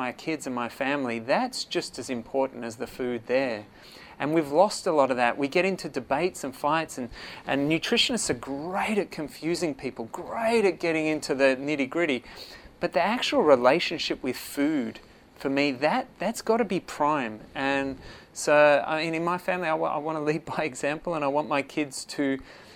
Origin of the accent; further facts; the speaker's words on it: Perth, Western Australia, Australia; accent: Australian; moved away as an adult; now in Phuket, Thailand; the accent will say Australia, born and bred in Perth, Western Australia